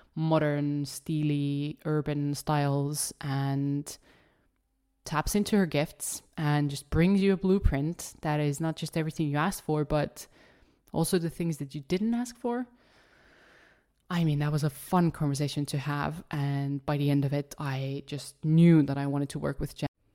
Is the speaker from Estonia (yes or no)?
yes; Estonia; English is a second language; I am born and raised in Estonia, hence the funky little accent